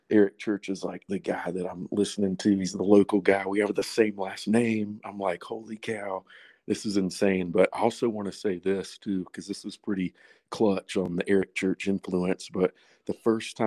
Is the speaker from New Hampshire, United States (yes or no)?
no; Boone, North Carolina, United States; I'm from Boone, North Carolina